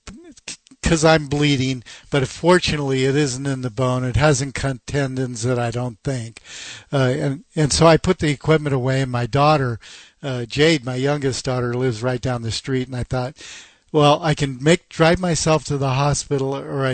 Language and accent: English; Seattle, Washington, United States; I was born and raised in Seattle